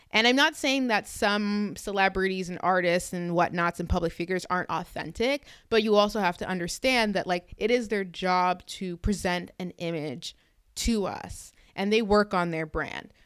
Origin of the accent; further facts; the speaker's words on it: Canada; I'm actually Canadian